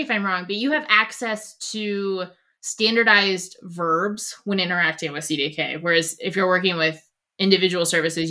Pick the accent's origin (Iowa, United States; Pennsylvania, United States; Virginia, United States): Virginia, United States; Northern; I'm from Nova, so it's a little bit of a different world.